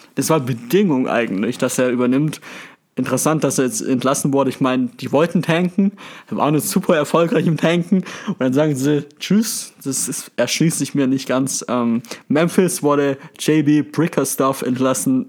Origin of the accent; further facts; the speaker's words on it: Germany; Als Deutscher